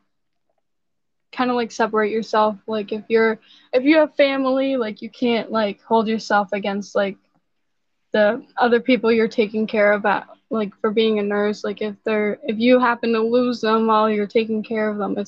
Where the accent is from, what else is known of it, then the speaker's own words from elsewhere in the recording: North Carolina, United States; moved away; I'm from North Carolina